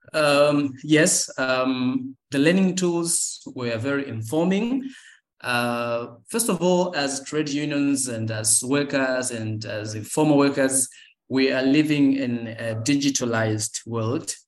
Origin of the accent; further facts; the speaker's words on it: Tanzania; I'm from Tanzania